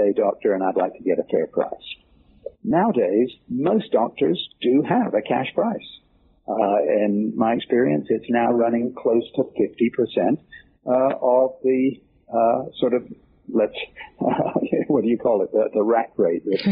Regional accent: England, United Kingdom; now in United States; being an Englishman who came over to the United States

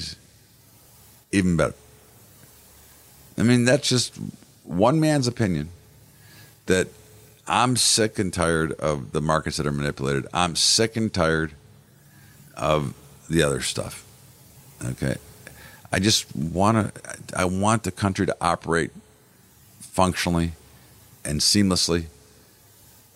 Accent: United States; I'm an American

